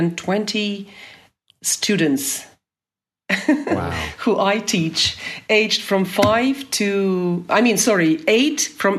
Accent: Vladikavkaz, North Ossetia–Alania, Russia; English is a second language; now in Karabulak, Russia; I am originally from North Ossetia. I was born in Vladikavkaz, but I currently live in Ingushetia. And my motherland, of course, is the city where I was born, Vladikavkaz. And I live in Karabulak.

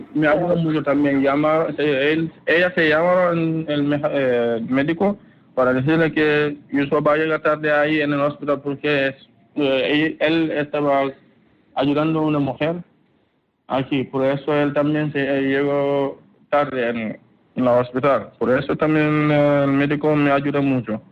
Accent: Gambia; moved away as an adult; now in Spain; soy de Gambia, en África Occidental

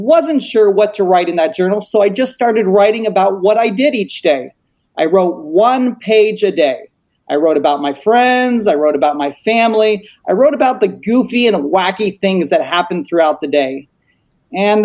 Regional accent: Colorado Springs, Colorado, United States; I grew up in Colorado Springs

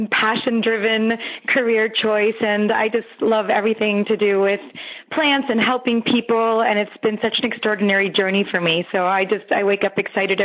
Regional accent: Los Angeles, California, United States; I grew up in Los Angeles. I've always been in Los Angeles

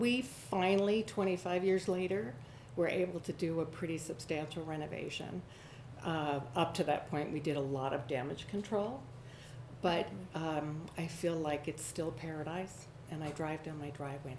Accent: Connecticut, United States; moved away; also born or lived in New York; where I grew up in Connecticut outside of New York

